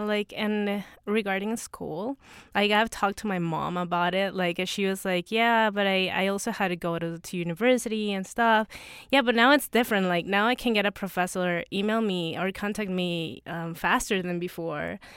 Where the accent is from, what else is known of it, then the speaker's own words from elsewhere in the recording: Ecuador; I am from Latin America